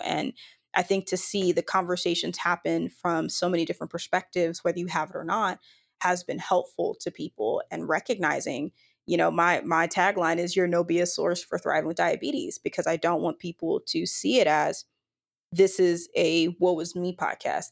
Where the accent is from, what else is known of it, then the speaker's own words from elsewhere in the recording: Dallas-Fort Worth area, Texas, United States; now in Austin, United States; born and raised in Texas, from the Dallas-Fort Worth area.